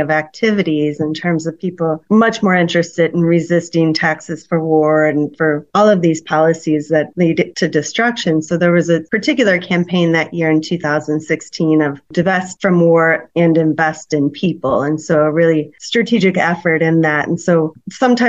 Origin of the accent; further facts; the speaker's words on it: St. Louis, Missouri, United States; growing up in St. Louis, McDonnell Douglas was headquartered here